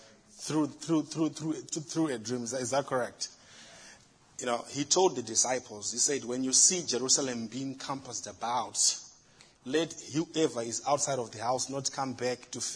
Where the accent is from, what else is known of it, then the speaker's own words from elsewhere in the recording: Zimbabwe; now in United States; In Africa, in my home country, Zimbabwe